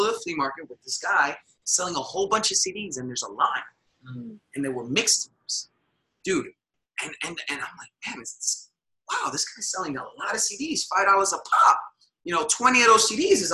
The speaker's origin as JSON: {"language": "English", "town": "New York City", "region": "New York", "country": "United States", "tie": "born or raised there", "also_born_or_lived": "Dallas, Texas", "moved": "as an adult", "lives_now": "Miami, United States", "said": "Originally born and raised in New York City, first generation American"}